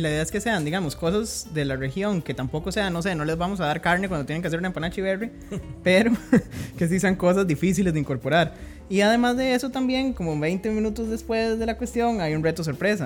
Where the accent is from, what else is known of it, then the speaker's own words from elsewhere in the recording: Heredia, Costa Rica; yo soy de Heredia